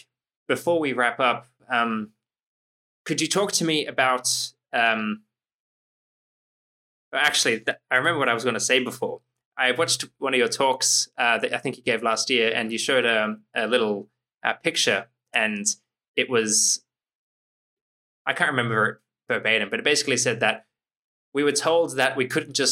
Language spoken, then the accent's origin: English; Australia